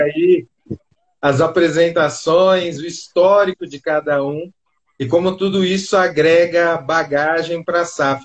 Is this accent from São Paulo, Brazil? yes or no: yes; São Caetano do Sul, São Paulo, Brazil; eu sou de São Caetano